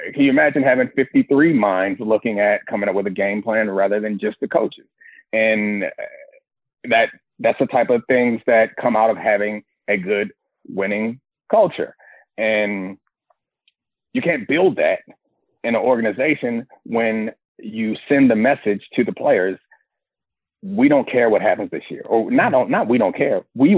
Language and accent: English; Baltimore, Maryland, United States; I was from Baltimore